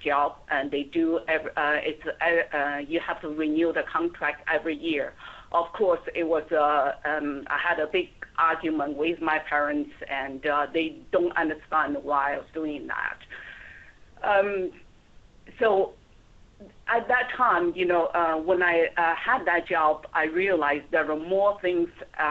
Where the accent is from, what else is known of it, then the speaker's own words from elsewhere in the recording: Xi'an, Shaanxi, China; moved away as an adult; I was born and raised in China, and my hometown is called Xi'an